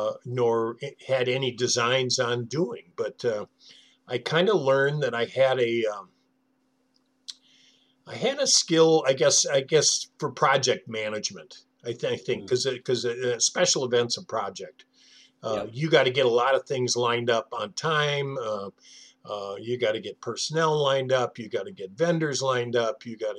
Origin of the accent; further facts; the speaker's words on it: North Dakota, United States; born there; also born or lived in Ohio / Wisconsin; So I was born in North Dakota. I lived in Ohio. I lived in every Midwestern state, with the exception of Minnesota somehow, and went to three different high schools before I graduated.